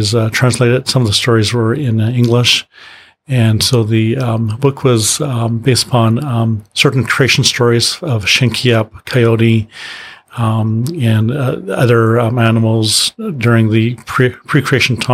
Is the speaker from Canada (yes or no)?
yes; Maple Ridge, British Columbia, Canada; also born or lived in Lytton (Nicomen), British Columbia; I grew up in Maple Ridge, which is in the suburbs